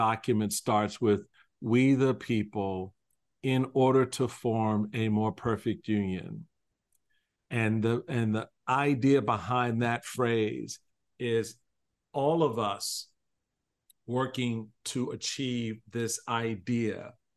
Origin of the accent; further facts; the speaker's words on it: Washington, District of Columbia, United States; I remember growing up in Washington, D.C.